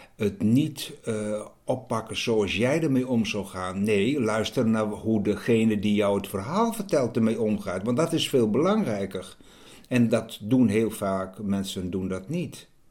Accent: Friesland, Netherlands; Ik ben een Fries

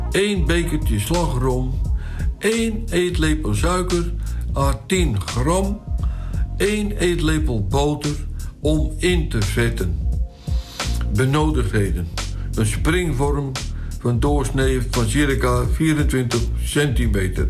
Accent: Flanders, Belgium; Bij ons in Vlaanderen wordt de bol boule de Berlin genoemd.

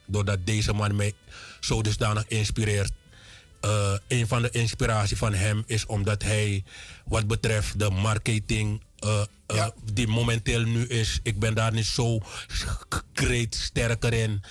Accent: Land van Dijk, Para, Suriname; also born or lived in Paramaribo; Ik ben geboren te Land van Dijk. In Van Dijk me geboren, getogen.

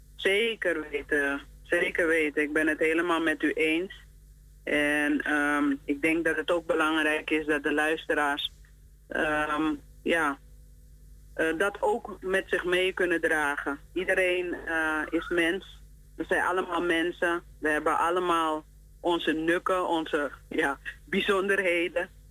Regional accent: Suriname; wij als Surinamers

